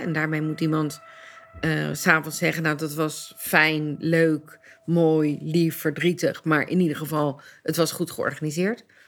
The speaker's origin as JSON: {"language": "Dutch", "town": "Leiden", "region": "South Holland", "country": "Netherlands", "tie": "born or raised there", "said": "Ik ben geboren en getogen in Leiden"}